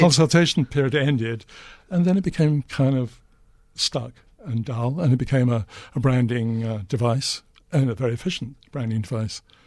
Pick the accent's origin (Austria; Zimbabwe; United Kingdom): United Kingdom; Newcastle upon Tyne, North East England; my hometown, Newcastle